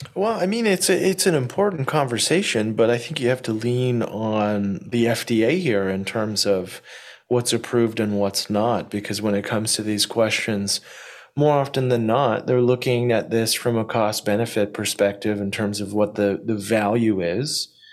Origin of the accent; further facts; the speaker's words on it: Canada; now in Ontario, Canada; as a Canadian who lives in Ontario